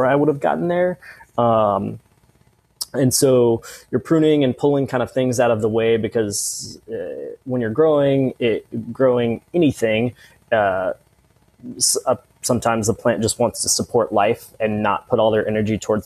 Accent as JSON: {"language": "English", "country": "United States"}